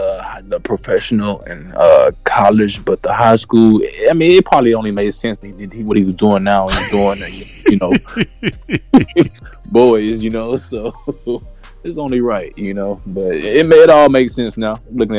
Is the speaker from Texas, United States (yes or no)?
yes; Houston, Texas, United States; also born or lived in Atlanta, Georgia; I was born in Atlanta but raised in Houston.